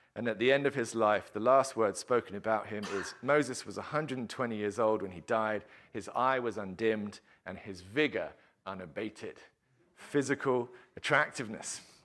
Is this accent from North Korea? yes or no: no; England, United Kingdom; as an Englishman uh, that my national anthem that I grew up singing